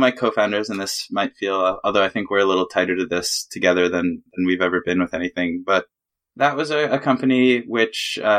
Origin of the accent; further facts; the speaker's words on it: Canada; now in New York, United States; I moved to New York from Canada to to do that, and that was my first gig.